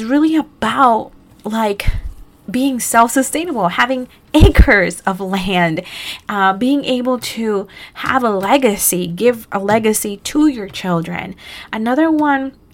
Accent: Costa Rica; now in New Jersey, United States; I was born in Costa Rica

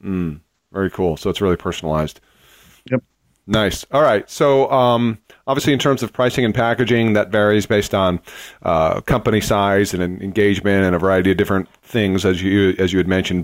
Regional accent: Boston, Massachusetts, United States; Boston, which is my hometown

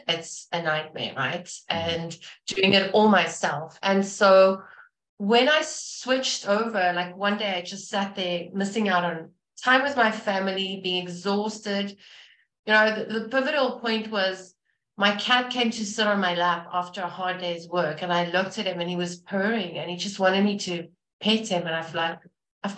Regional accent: South Africa; moved away; I'm from South Africa originally

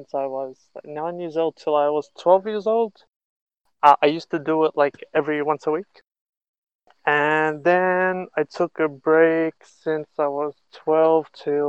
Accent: Australia; moved away as an adult; now in Israel; I was born and raised in Australia until I was 18 years old, 17, 18. And I moved here to Israel

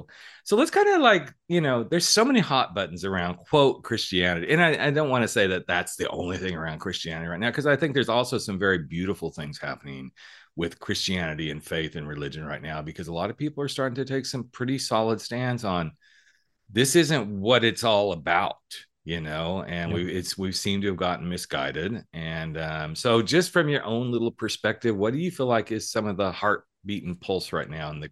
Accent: New York City, New York, United States; It's like, no, I'm a New Yorker. New Yorkers don't do that stuff.

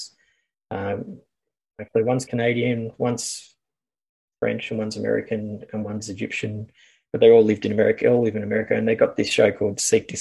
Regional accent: Australia; I'm Australian

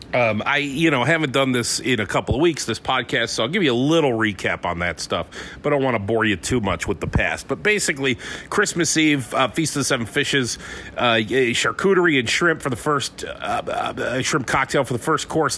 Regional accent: Conneaut, Ohio, United States; moved away; also born or lived in Pittsford, New York; Conneaut, Ohio, my hometown

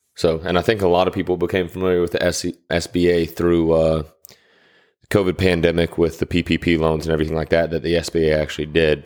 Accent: Atlanta, Georgia, United States; growing up in Atlanta

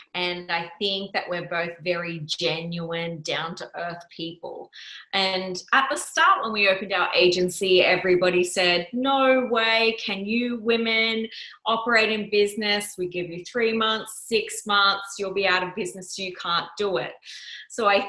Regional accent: Yeppoon, Queensland, Australia; my mom lured me back to my hometown of Yeppoon

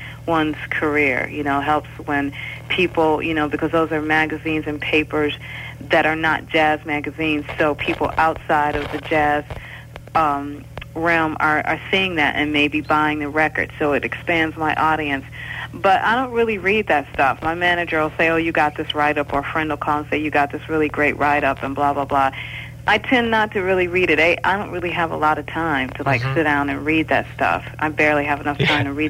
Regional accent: Detroit, Michigan, United States; growing up in Detroit

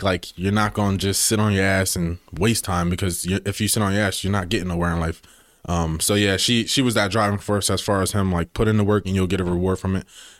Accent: Wilmington, Delaware, United States; Born and raised in Delaware. Grew up in Wilmington.

